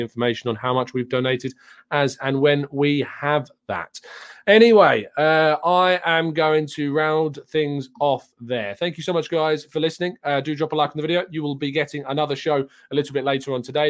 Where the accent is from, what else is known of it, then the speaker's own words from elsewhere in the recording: England, United Kingdom; I am English